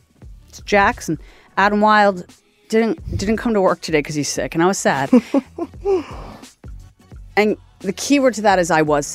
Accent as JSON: {"language": "English", "town": "Dartmouth", "region": "Nova Scotia", "country": "Canada", "moved": "yes", "said": "I am from Dartmouth, and we only had a Tim Hortons and a Needs."}